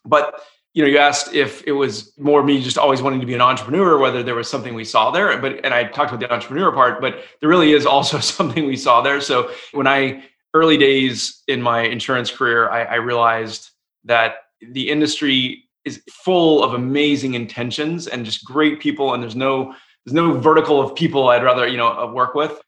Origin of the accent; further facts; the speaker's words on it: Atlanta, Georgia, United States; moved away as an adult; also born or lived in Durham, North Carolina / Boston, Massachusetts; I grew up in Atlanta, Georgia.